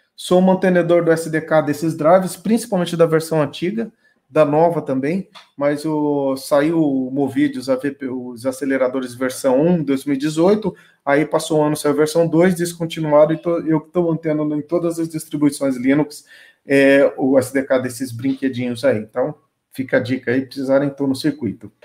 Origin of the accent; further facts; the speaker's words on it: Brazil; eu tenho orgulho como brasileiro